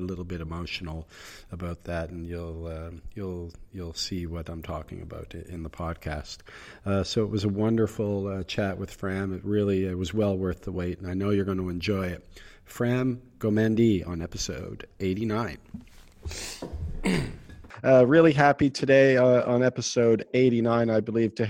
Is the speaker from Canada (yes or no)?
yes; Nova Scotia, Canada; moved away as an adult; also born or lived in South Korea; now in United Arab Emirates; I'm from Canada, Nova Scotia mm-hmm. to be exact. And I was a top player in the province for many years, especially as a junior